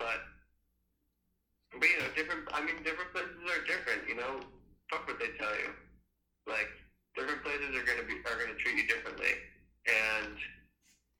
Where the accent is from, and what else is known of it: Boston, Massachusetts, United States